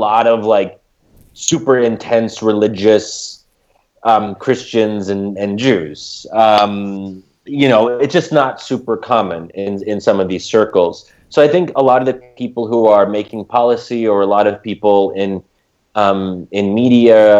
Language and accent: English; United States; we as American Muslims